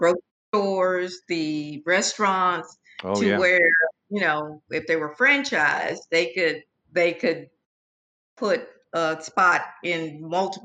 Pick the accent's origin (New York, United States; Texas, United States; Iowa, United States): Texas, United States; San Antonio; also born or lived in Mobile, Alabama / Prichard, Alabama; which is the house I grew up in on Euclid Street on the east side